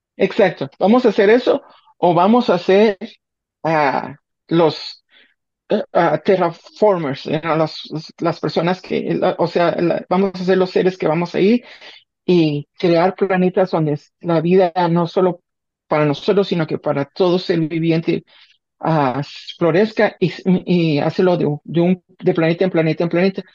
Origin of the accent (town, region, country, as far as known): Guatemala; moved away